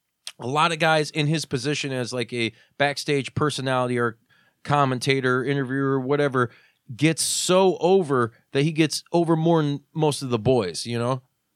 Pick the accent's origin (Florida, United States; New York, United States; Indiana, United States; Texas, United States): Indiana, United States; Hobart; I remember that as a part of my hometown. It was a staple. It was crazy, you know? Like, wow, dude, like Mean Gene's pizza? Like, how badass is Hobart, Indiana?